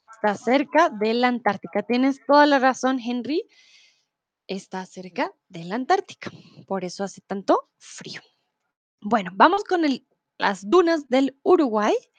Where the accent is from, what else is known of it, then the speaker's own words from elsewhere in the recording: Bogotá, Colombia; soy de Colombia, de Bogotá